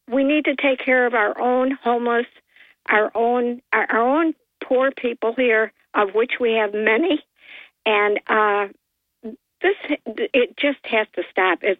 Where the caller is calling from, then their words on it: Port Dickinson, New York, United States; Uh, hi, Bob. … from Port Dickinson.